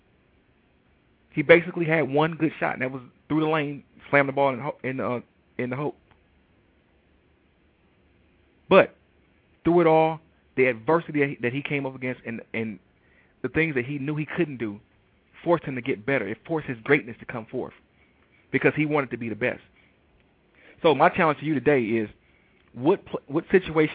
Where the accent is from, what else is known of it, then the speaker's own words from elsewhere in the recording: Detroit, Michigan, United States; I am from Detroit, Michigan